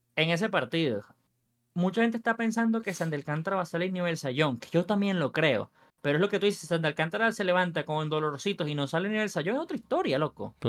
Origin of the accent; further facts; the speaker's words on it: Venezuela; yo soy venezolano